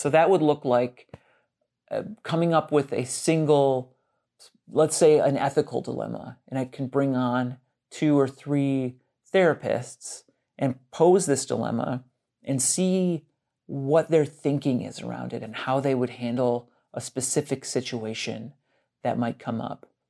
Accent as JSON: {"language": "English", "town": "Brunswick", "region": "Ohio", "country": "United States", "tie": "born or raised there", "moved": "as an adult", "lives_now": "Portland, United States", "said": "I grew up in Brunswick, Ohio. That's in Northeast Ohio, about thirty-ish minutes south of Cleveland, Ohio"}